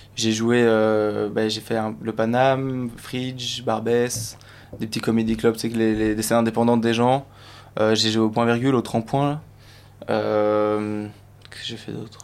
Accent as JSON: {"language": "French", "country": "Belgium", "said": "je suis belge"}